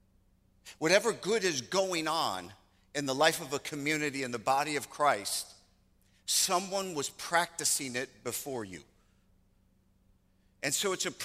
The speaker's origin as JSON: {"language": "English", "region": "Michigan", "country": "United States", "moved": "yes", "said": "I'm originally from Michigan"}